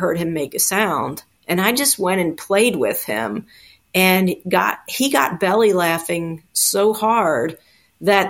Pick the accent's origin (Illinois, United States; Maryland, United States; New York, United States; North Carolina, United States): Maryland, United States; Baltimore; I was born in Baltimore City, and that's where I grew up